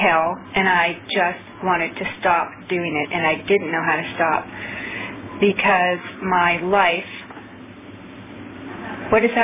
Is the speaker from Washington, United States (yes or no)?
yes; Seattle, Washington, United States; also born or lived in Orange County, California; now in Los Angeles, United States; I'm from Los Angeles, but I'm from Seattle, but then I moved to Orange County, went to OA in Orange County. Now I live in Los Angeles